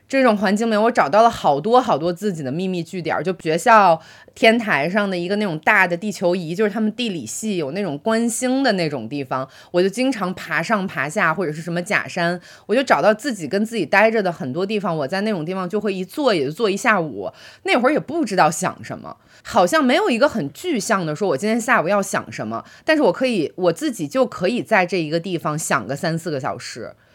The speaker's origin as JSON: {"language": "Chinese", "town": "Baoding", "region": "Hebei", "country": "China", "said": "我来自于河北保定一个很小的一个城市"}